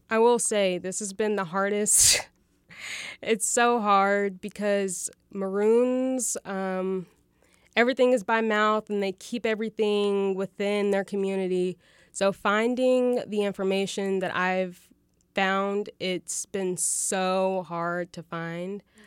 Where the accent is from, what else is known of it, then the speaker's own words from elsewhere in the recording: Fayetteville, Arkansas, United States; I was born and raised here in Fayetteville